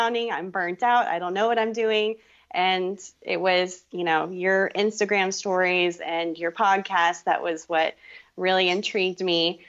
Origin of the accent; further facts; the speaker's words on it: Fort Worth, Texas, United States; also born or lived in Boston; I grew up in Fort Worth, Texas